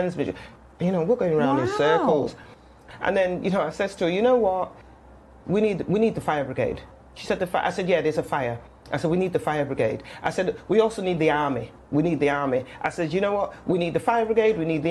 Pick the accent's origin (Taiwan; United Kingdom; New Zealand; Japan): United Kingdom; Manchester, North West England; accent: Mancunian; moved away as an adult; also born or lived in London; I am a Mancunian, born and bred